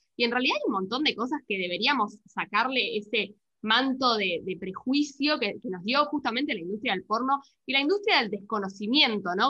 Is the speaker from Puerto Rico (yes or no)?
no; Argentina; somos en Argentina